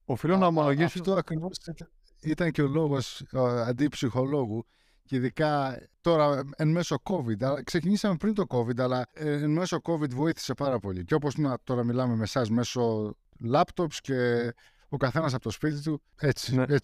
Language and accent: Greek; Greece; now in United States; Γεννήθηκα εδώ πέρα, αλλά μεγάλωσα στην Ελλάδα. Δηλαδή, όταν ήταν να πάω δημοτικό, μετακόμισαν. Οπότε πήγα δημοτικό γυμνάσιο Λύκειο και στρατό στην Ελλάδα.